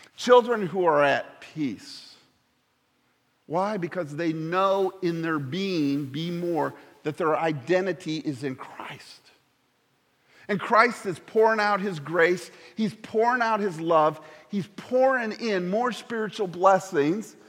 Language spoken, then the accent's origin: English; Indiana, United States; moved away; I'm from Indiana.